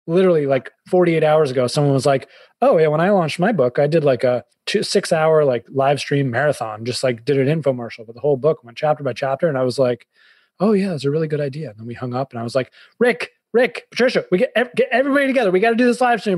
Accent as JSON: {"language": "English", "town": "Boston", "region": "Massachusetts", "country": "United States", "also_born_or_lived": "New York / Fairfield County, Connecticut", "moved": "yes", "lives_now": "Connecticut, United States", "said": "I'm a Bostonian"}